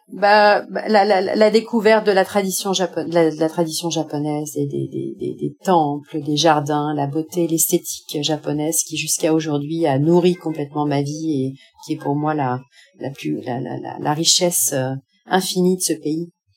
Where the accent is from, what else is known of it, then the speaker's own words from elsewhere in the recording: France; moved away as an adult; also born or lived in Paris / Japan / Cambodia / North Korea; now in Tunisia; je suis française